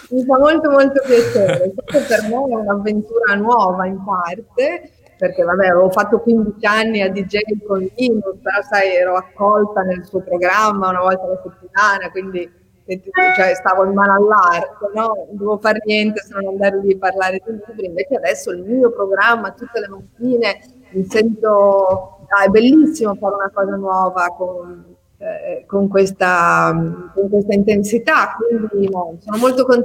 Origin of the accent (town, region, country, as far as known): Ferrara, Emilia-Romagna, Italy